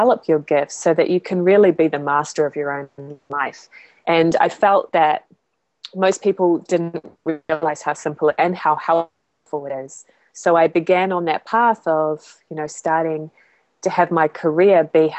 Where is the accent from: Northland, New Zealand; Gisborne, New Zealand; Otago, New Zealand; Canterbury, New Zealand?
Canterbury, New Zealand; Christchurch; moved away; I'm from Christchurch, New Zealand, originally. That's where I grew up.